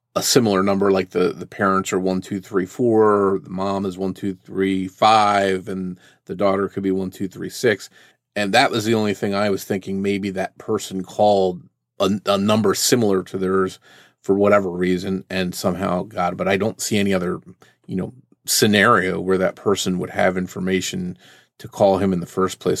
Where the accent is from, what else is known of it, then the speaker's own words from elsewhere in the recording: Jersey Shore, New Jersey, United States; I grew up near the Jersey Shore